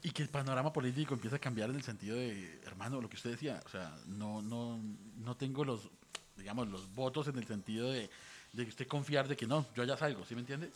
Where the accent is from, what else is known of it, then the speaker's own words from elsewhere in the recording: Colombia; como colombiano